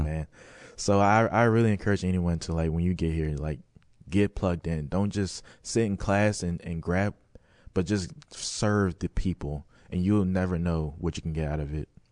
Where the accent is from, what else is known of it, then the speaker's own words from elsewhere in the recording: Maryland, United States; moved away; I'm from Maryland.